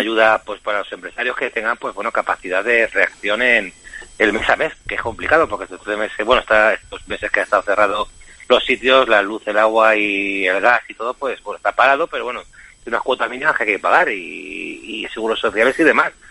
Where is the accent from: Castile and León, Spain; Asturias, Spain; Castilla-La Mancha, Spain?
Castilla-La Mancha, Spain; Aimer; also born or lived in Tomelloso; mi pueblo de Aimer